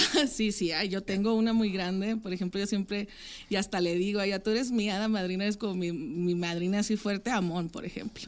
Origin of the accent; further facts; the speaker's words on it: Francisco I. Madero, Coahuila, Mexico; moved away; yo soy de Francisco y Madero, en Coahuila